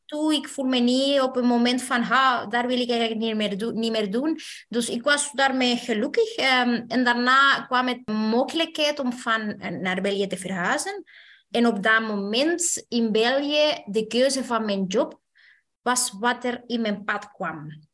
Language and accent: Dutch; Chile; moved away as an adult; now in Belgium; ik ben zelf afkomstig uit Chili.